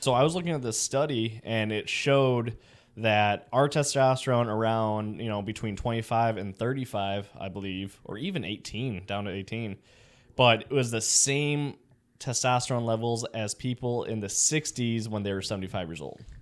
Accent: Chicago, Illinois, United States; now in Florida, United States; I'm from Chicago

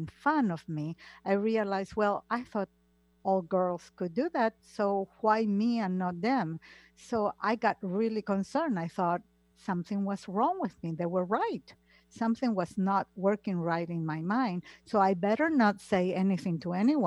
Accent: Argentina; moved away; I come from Argentina, and Argentina is a very old-fashioned country, like Italy

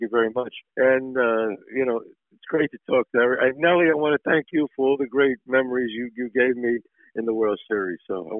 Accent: New York City, New York, United States; It's my life growing up in the Bronx

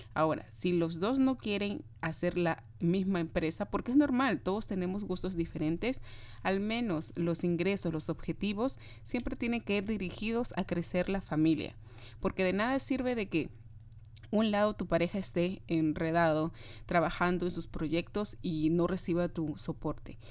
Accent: Peru; yo soy de Perú, de Sudamérica

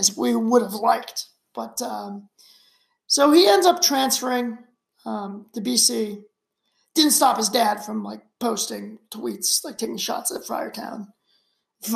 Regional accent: Shrewsbury, Massachusetts, United States; I grew up in Shrewsbury, which is right outside of Worcester, Massachusetts

